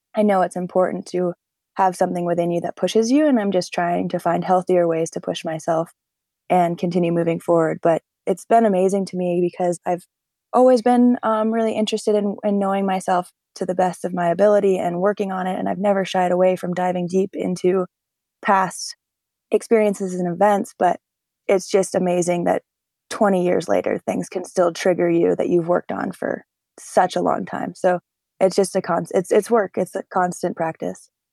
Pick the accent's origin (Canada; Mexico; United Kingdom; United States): United States; North Conway, New Hampshire; also born or lived in Jackson, New Hampshire; I grew up in a small ski town in the Mount Washington Valley called North Conway, New Hampshire.